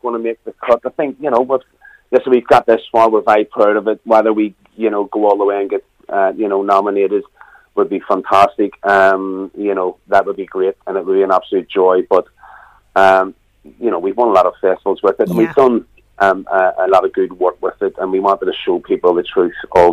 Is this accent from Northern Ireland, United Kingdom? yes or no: yes; Belfast, Northern Ireland, United Kingdom; accent: Belfast